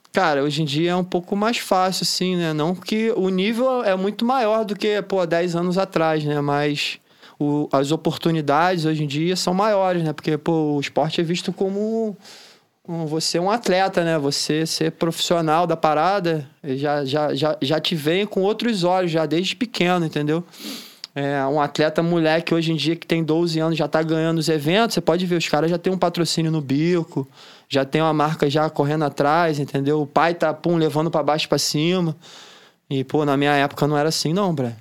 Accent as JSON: {"language": "Portuguese", "town": "Niterói", "region": "Rio de Janeiro", "country": "Brazil", "tie": "born or raised there", "said": "Itacoatiara foi onde eu cresci, onde eu aprendi tudo do que eu sei de surf"}